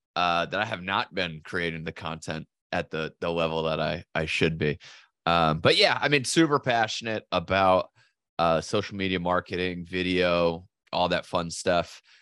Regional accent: southeastern Connecticut, United States; I was born in Connecticut and southeastern Connecticut

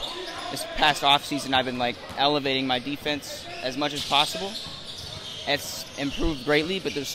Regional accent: Phoenix, Arizona, United States; I'm from Phoenix, Arizona. I have lived there my whole life.

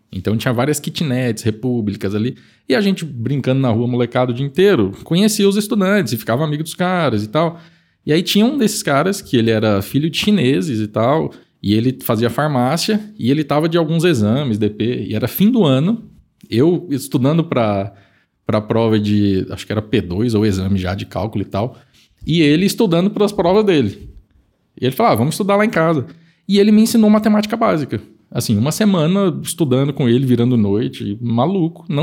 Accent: Campo Grande, Mato Grosso do Sul, Brazil; Eu sou de Campo Grande.

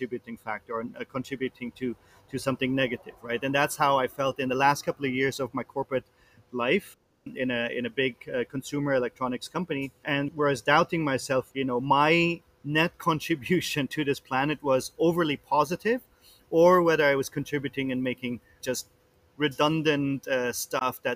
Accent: Luxembourg; moved away as an adult; also born or lived in London, United Kingdom / Paris, France / Bangkok, Thailand / Tokyo, Japan; now in Philippines; I'm originally from Luxembourg, which is a small country in the middle of Europe between Germany and France and Belgium. That's where I was born.

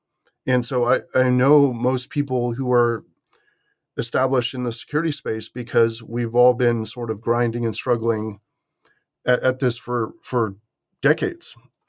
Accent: California, United States; So I'm from the San Francisco Bay Area, but I was out east doing this after going into the Army.

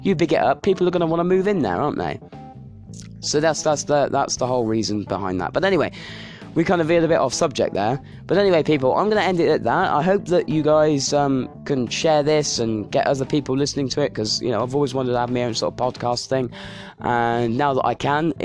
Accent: United Kingdom; British people

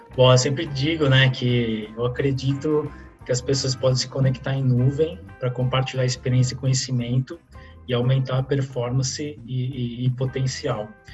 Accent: Santos, São Paulo, Brazil; also born or lived in Fernandópolis, São Paulo; eu nasci no interior de São Paulo, numa cidade chamada Fernandópolis

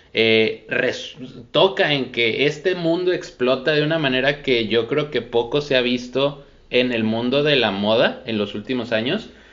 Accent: Monterrey, Nuevo León, Mexico; la gente que somos de Monterrey

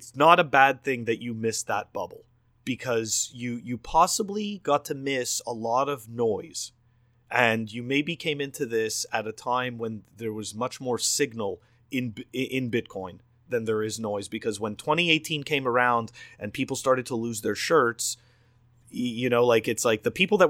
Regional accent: Canada; I come from Canada

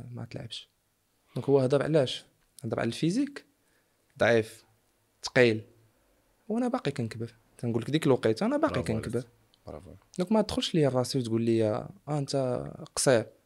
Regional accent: Morocco; حنا كبرنا في المغرب

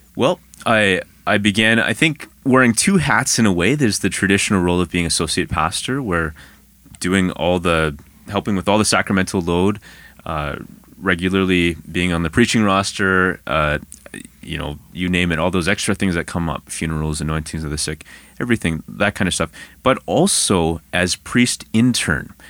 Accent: Ottawa, Ontario, Canada; I'm actually from Ottawa

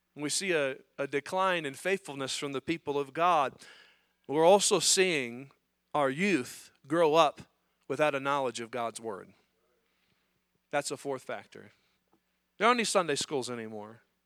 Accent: United States; as Americans, as American Christians

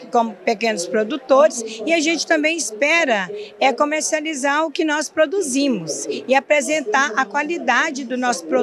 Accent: Iporá, Goiás, Brazil; nós somos da região de Iporá.

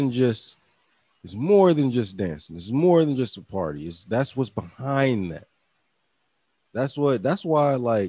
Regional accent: Virginia, United States; I'm from Virginia

